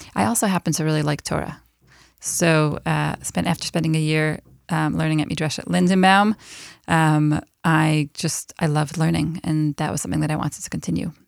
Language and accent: English; Buffalo, New York, United States; moved away as an adult; now in Israel; I am originally from Buffalo, New York